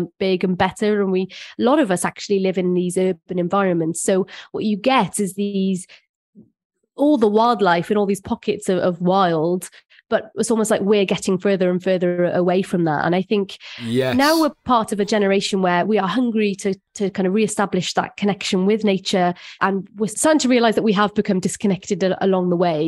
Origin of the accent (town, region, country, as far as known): Wales, United Kingdom